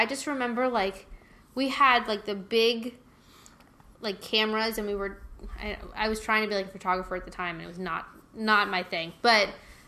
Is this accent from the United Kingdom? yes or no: no; North Carolina, United States; now in Orlando, United States; I grew up in North Carolina, came down here maybe every other year.